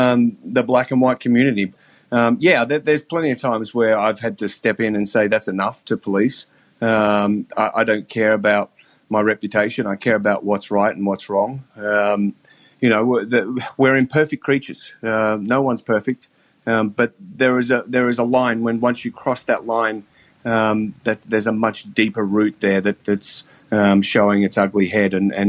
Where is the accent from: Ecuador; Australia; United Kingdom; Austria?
Australia; You know, I came from Australia and I have a very sort of happy-go-lucky sort of attitude in my policing manner.